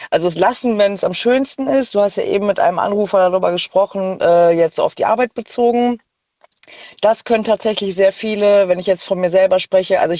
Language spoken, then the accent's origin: German; North Rhine-Westphalia, Germany; Ja, äh, ich komme aus der Nähe von Bonn.